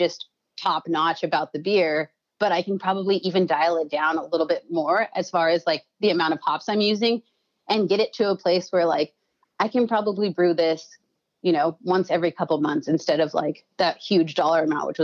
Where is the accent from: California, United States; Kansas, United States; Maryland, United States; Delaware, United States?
California, United States; now in Chicago, United States; I'm from California